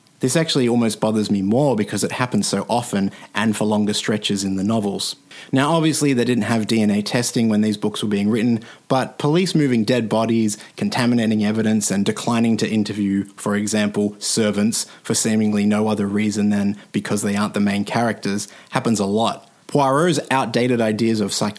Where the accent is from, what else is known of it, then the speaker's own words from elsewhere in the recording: Australia; as an Australian